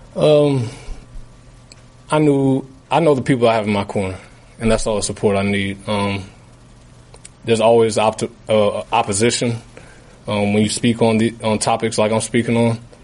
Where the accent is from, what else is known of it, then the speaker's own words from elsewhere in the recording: United States; I grew up black in America